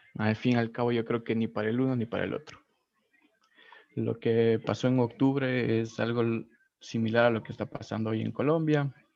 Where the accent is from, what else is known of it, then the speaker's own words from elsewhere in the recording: Ecuador; como ciudadano ecuatoriano, como persona eh, trabajador ¿no? de este país